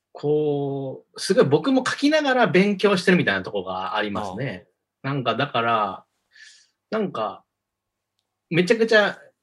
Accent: Osaka, Japan; 大阪出身なんですよ。

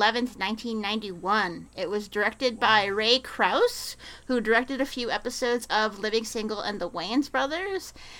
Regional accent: Manitoba, Canada; I'm from Manitoba

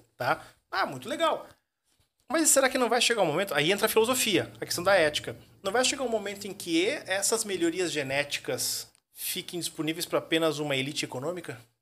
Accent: Curitiba, Paraná, Brazil; moved away as an adult; now in Joinville, Brazil; Curitiba. Eu sou Curitiba. curitibano, né? Eu sou curitibano. Eu tô desde 2013 três aqui em, Joinville.

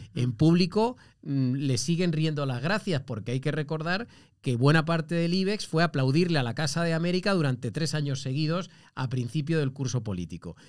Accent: Andalusia, Spain; yo soy eh, andaluz

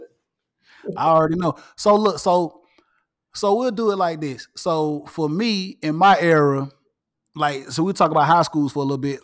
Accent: Atlanta, Georgia, United States; I'm from Atlanta, Georgia, and I'm born and raised an Atlanta native

